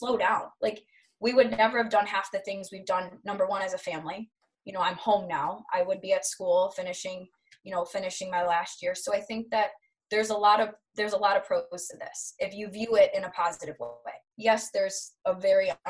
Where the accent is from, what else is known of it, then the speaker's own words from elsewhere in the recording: Michigan, United States; I'm from Michigan